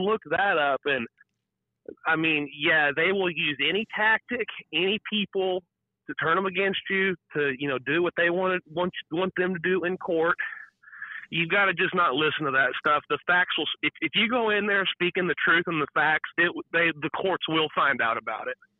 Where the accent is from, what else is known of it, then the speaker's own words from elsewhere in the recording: Texas, United States; I'm from Texas